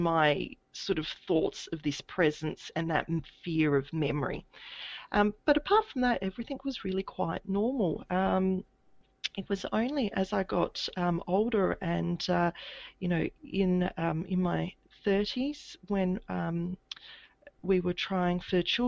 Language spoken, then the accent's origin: English; Adelaide, South Australia, Australia; now in Brisbane, Australia; I grew up in Adelaide in South Australia